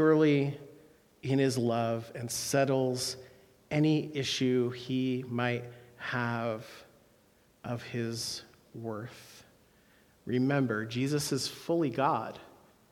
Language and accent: English; Philadelphia, Pennsylvania, United States; I am from Philadelphia